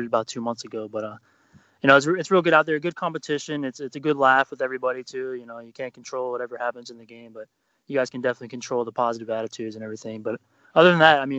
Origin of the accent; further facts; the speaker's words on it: Florida, United States; moved away as an adult; now in Germany; I'm from Florida. I'm a military guy, so I live in Germany right now